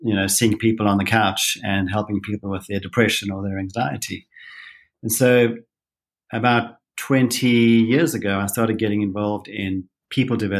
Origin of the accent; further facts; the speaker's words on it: South Africa; moved away as an adult; now in Utah, United States; I'm a South African